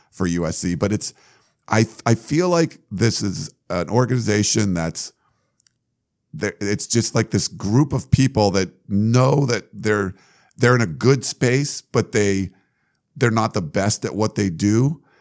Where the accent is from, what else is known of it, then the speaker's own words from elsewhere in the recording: New England, United States; moved away; growing up in New England, my dad was, uh, you know, follow the Patriots a lot